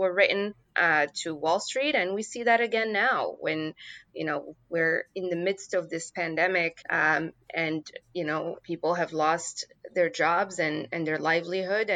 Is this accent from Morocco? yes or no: yes; Morocco; moved away as an adult; now in United States; I grew up in Morocco.